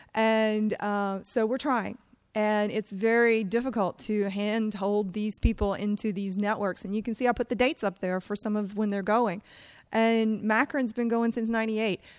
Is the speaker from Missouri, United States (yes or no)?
no; Eastern North Carolina, United States; I'm from Eastern North Carolina